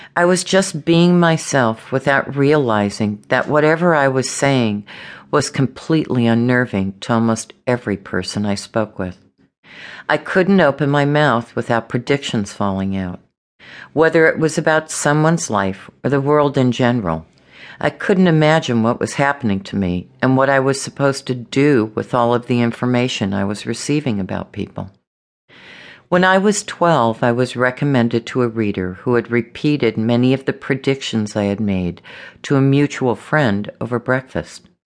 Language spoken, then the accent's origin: English; Los Angeles, California, United States; I was born and raised in Los Angeles